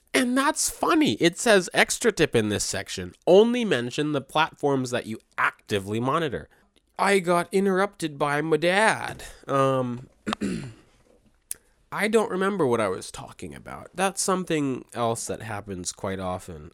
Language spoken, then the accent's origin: English; Maryland, United States; I was born and raised in Maryland.